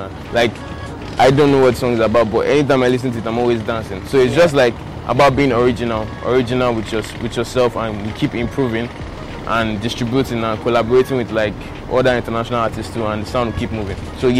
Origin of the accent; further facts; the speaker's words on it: Lagos, Nigeria; I grew up in Akoka Bariga. It's like somewhere on the mainland.